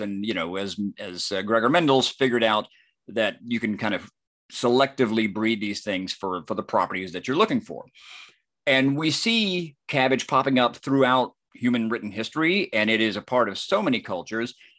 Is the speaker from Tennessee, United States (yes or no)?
no; near Cleveland, Georgia, United States; not far from my hometown